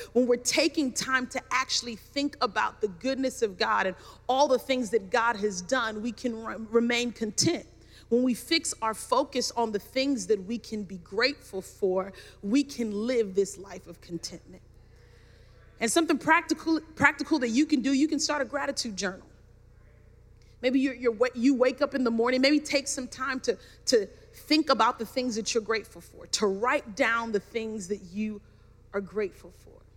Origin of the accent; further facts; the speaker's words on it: New York City, New York, United States; I grew up in Brooklyn, New York, had the finest education